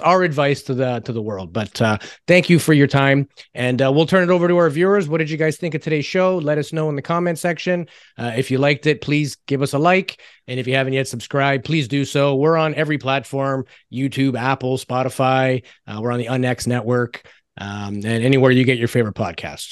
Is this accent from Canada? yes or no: yes; Canada; It's called being Canadian